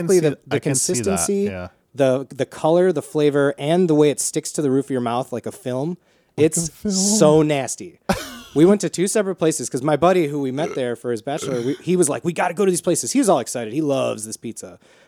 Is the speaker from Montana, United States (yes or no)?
no; Chicago, Illinois, United States; we're meatballs from Chicago